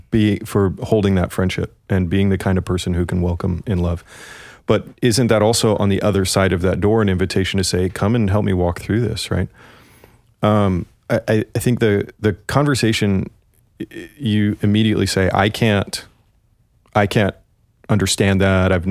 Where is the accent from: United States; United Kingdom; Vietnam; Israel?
United Kingdom; I'm a British